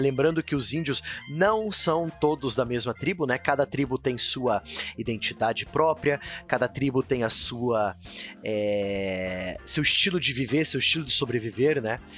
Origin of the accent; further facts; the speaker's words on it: Paraná, Brazil; Eu que sou do Paraná